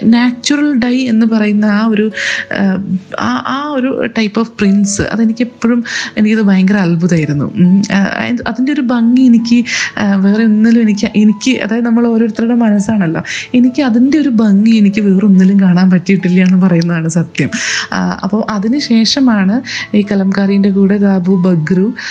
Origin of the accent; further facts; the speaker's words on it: Kozhikode, Kerala, India; ഞാൻ കോഴിക്കോട് നിന്നാണ് ഞാൻ പറയാൻ മറന്നു ഞാൻ കോഴിക്കോട് നിന്നാണ് ഉള്ളത് വരുന്നത്